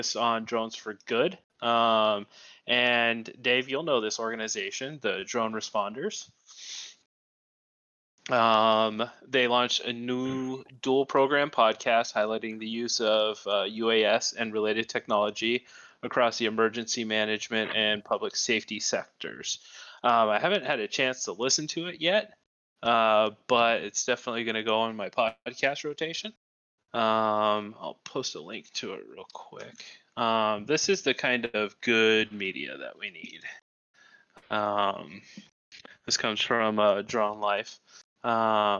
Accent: Arizona, United States

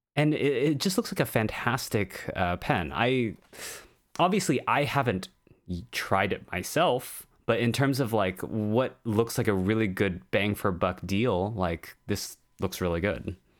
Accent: United States; We're both American

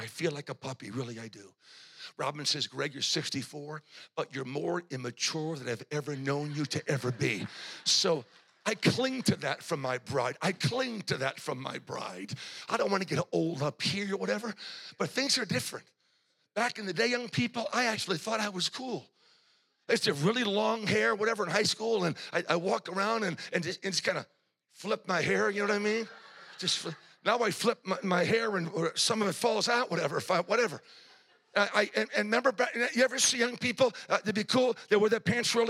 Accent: New England, United States; I'm from New England

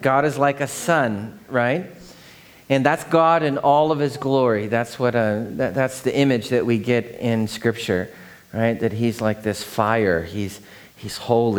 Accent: Seattle, Washington, United States; growing up in Seattle

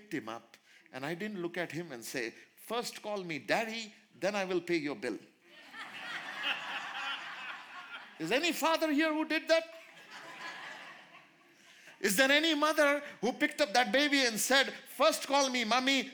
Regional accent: India; in India, being an Indian

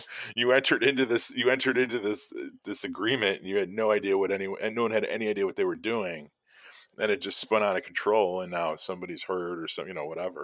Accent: Chicago, Illinois, United States; growing up in Chicago and living here my whole life

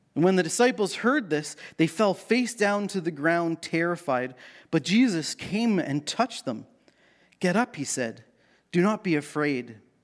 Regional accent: Canada; as a Canadian teen growing up in the late eighties

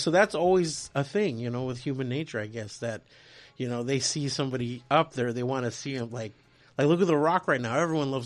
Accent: Portland, Oregon, United States; moved away; I was born in Portland and grew up in Oregon

